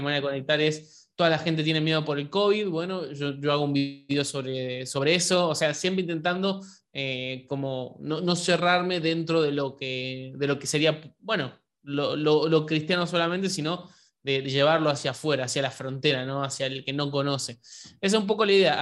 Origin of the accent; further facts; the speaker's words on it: Argentina; Yo soy de Argentina